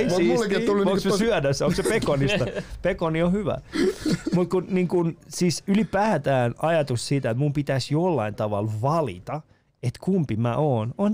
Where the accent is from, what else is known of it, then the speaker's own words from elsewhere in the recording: Iran; now in Finland; mä oon kasvanut Iranissa. Ei sitä musta, niinku, mä oon mm. kasvanut osittain Iranissa, osittain Suomessa.